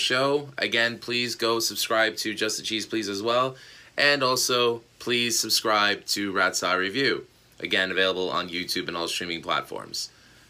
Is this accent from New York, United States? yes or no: yes; New York City, New York, United States; I grew up in Astoria, Queens